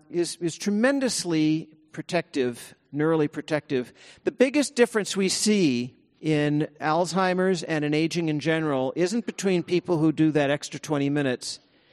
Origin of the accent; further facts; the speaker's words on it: California, United States; it's harder to do there than it is here in my hometown of the Bay Area